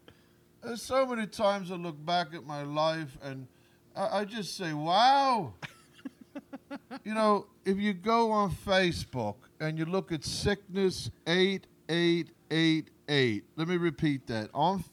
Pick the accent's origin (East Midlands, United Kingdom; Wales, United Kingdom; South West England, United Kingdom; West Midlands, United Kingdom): West Midlands, United Kingdom; Aston; They're from my hometown, Aston, England.